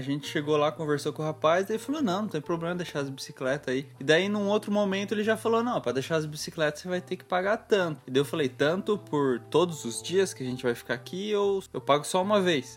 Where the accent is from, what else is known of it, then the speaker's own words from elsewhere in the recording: Brazil; A gente é brasileiro, a gente não é europeu, não é dos Estados Unidos